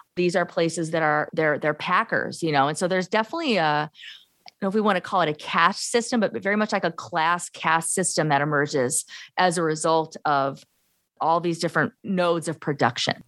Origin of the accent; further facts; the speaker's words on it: Gary, Indiana, United States; moved away as an adult; also born or lived in Arizona / Illinois; now in Iowa, United States; I'm a lifelong Midwesterner. I was born in Gary, Indiana, nineteen seventy. So I'm from the urban sort of Rust Belt, you know, steel mill, uh, Gary, Indiana, and the surrounding communities